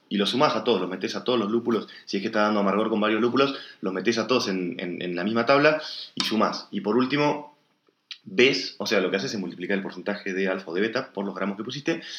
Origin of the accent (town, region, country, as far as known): El Bolsón, Río Negro, Argentina